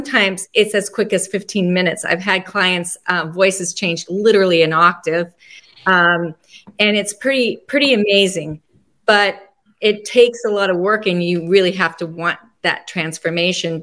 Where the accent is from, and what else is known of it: Laramie, Wyoming, United States; born or raised there; also born or lived in North Platte, Nebraska